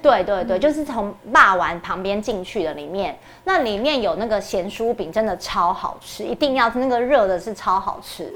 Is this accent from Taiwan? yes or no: yes; Taiwan; 我们台湾人